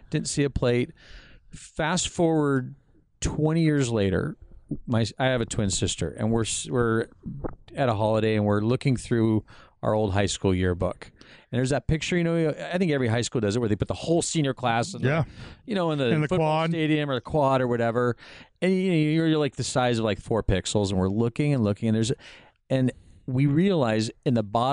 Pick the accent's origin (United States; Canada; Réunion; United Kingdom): United States; La Habra, California; I grew up in La Habra